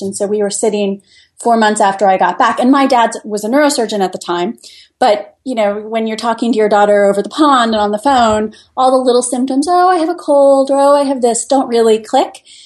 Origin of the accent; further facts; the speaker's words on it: Midland, Michigan, United States; moved away as an adult; also born or lived in Italy / Washington, D.C.; now in Fairfax, United States; I grew up in Midland, Michigan